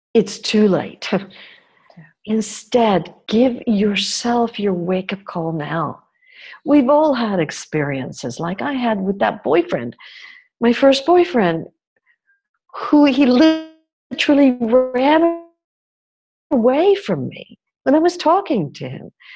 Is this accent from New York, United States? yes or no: yes; New York, United States; I grew up in New York, in a country that's supposedly all about freedom.